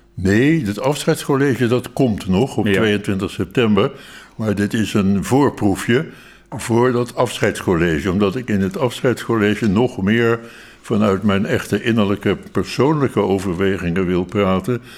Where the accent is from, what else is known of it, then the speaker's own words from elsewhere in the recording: Rotterdam, South Holland, Netherlands; ik ben een Rotterdammer van geboorte